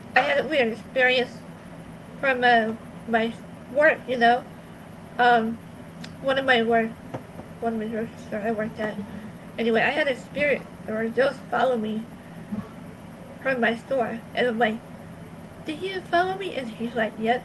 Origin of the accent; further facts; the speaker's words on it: Los Angeles, California, United States; I was born in Harbor City by the Queen Mary